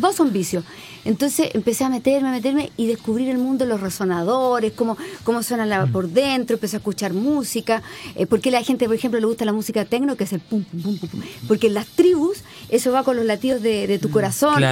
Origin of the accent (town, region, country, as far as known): Chile